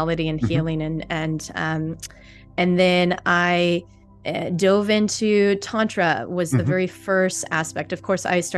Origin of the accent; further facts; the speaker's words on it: St. Louis, Missouri, United States; moved away; originally I'm from St. Louis, Missouri. So I've got the Midwestern background